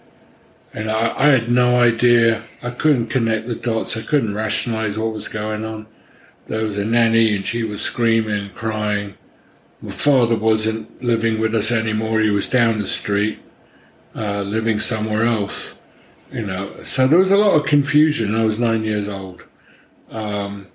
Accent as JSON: {"language": "English", "region": "London", "country": "United Kingdom", "tie": "born or raised there", "moved": "yes", "said": "I grew up in London, although my mother was from Paris. And my father was a Hungarian refugee"}